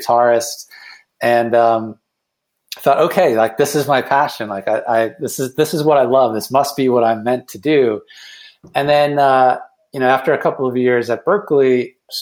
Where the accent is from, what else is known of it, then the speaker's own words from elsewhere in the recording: Cleveland, Ohio, United States; moved away as an adult; also born or lived in Boston; I then moved back to my hometown of Cleveland